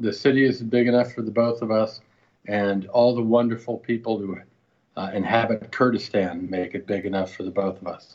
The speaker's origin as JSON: {"language": "English", "town": "New York City", "region": "New York", "country": "United States", "tie": "born or raised there", "said": "I'm a native New Yorker."}